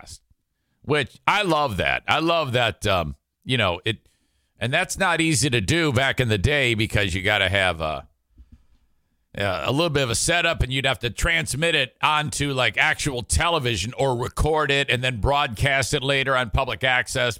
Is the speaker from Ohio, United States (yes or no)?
no; Warren, Michigan, United States; where I grew up in Metro Detroit, there's 50 million school districts. Warren consolidated is what I have to hear. City of Warren.